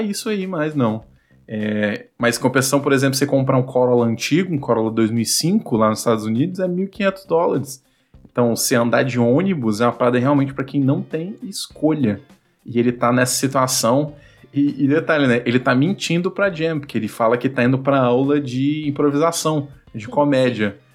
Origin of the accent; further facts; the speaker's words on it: Vitória, Espírito Santo, Brazil; eu sou aqui de Vitória, no Espírito Santo